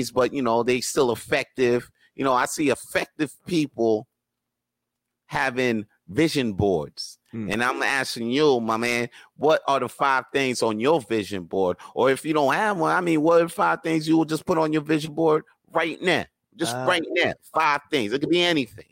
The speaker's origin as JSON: {"language": "English", "town": "Montreal", "region": "Quebec", "country": "Canada", "tie": "born or raised there", "said": "I was born right here in Montreal. Je suis Montréalais. Je suis né ici."}